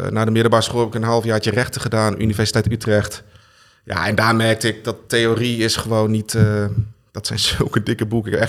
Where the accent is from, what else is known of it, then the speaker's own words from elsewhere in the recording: Germany; born there; ik ben geboren in Duitsland.